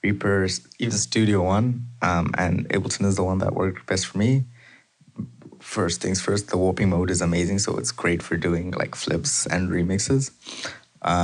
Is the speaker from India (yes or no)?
no; Zimbabwe; now in Canada; I was born in Zimbabwe, but I've been living in Canada for almost the last decade, last 9 years